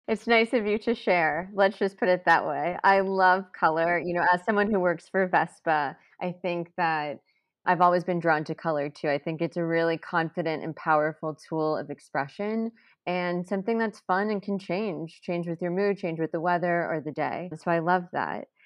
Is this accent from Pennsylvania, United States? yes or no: no; Texas, United States; now in New York City, United States; I grew up in Texas